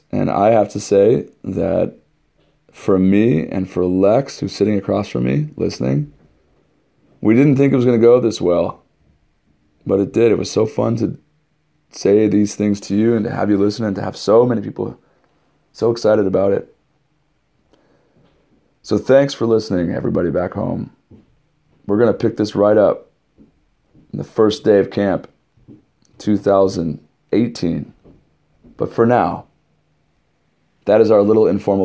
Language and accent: English; West Coast, United States; moved away; I'm from the West Coast